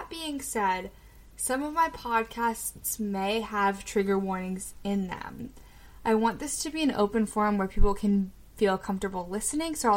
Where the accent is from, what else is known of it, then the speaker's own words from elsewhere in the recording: Annapolis, Maryland, United States; also born or lived in Severna Park, Maryland; I am from Annapolis, Maryland, and I grew up between Severna Park and Annapolis, kind of between the two.